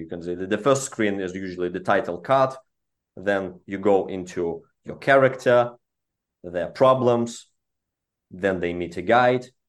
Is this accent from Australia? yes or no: no; Belarus; moved away; I'm from Eastern European region. That's where our, all of our founding team comes from, uh, originally from Belarus.